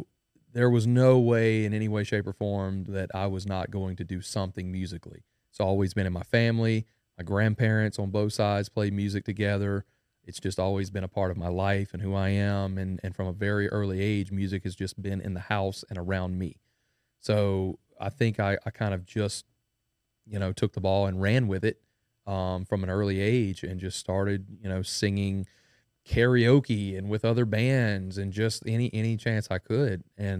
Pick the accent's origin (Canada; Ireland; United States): United States; Denham Springs, Louisiana; I am a musician from Denham Springs, Louisiana. That's where I was born and raised.